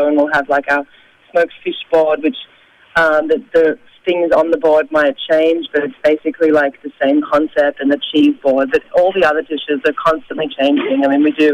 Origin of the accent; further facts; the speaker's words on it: Australia; now in New York, United States; I'm from Australia myself